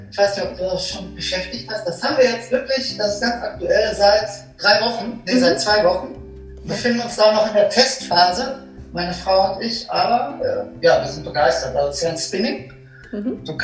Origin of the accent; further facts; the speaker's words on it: Herdecke, North Rhine-Westphalia, Germany; Also ich habe angefangen, ich komme ja hier, ich komme aus Herdecke. Ich habe da auch gelernt im Bonsmannshof